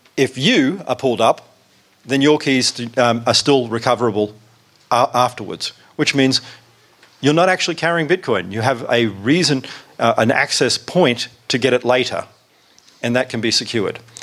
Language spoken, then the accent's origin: English; South Africa; I am actually from South Africa